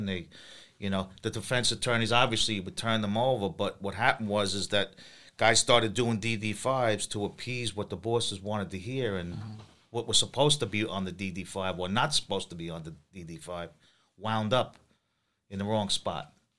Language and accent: English; Long Island, New York, United States; I'm from Long Island.